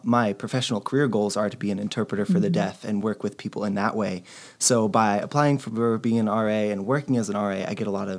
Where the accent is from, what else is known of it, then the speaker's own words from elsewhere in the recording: Wasilla, Alaska, United States; I'm from Wasilla, Alaska.